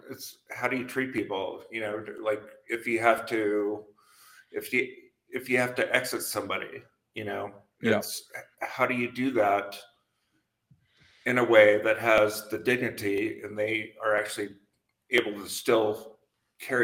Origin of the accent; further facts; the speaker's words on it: Montana, United States; moved away; also born or lived in San Francisco; I grew up in Montana on a ranch